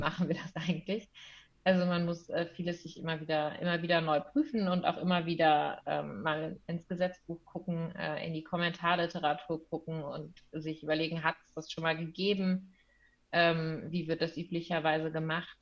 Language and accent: German; Cologne, North Rhine-Westphalia, Germany; also born or lived in Münster; ich komme aus Köln ursprünglich, ähm, bin jetzt auch wieder in Köln